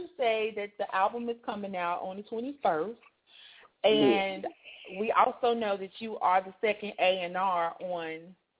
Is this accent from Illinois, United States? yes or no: yes; Chicago, Illinois, United States; moved away; some artists from Chicago, from my hometown.